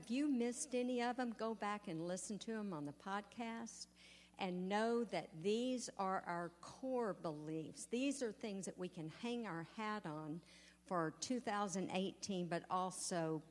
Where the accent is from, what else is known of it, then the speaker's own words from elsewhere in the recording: East Texas, United States; growing up in East Texas, we had a wonderful school